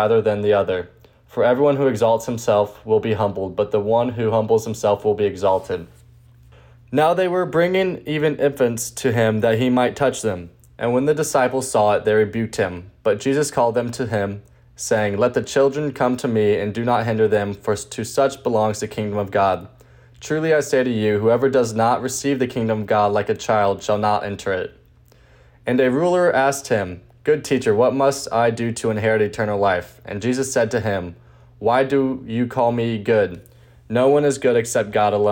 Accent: St. Louis, Missouri, United States; I'm a senior from St. Louis.

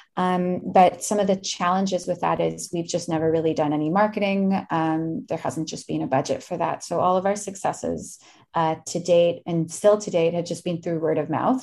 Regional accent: Winnipeg, Manitoba, Canada; now in Toronto, Canada; no one knew I was from Winnipeg

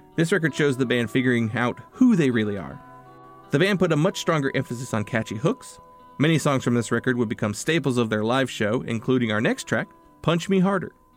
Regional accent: North Carolina, United States; I am a lifelong resident of North Carolina

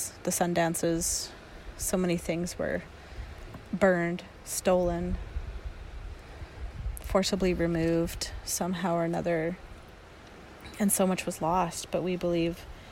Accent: Dakelh territory near Stellat'en, British Columbia, Canada; I grew up on Duck Health territory near Stella

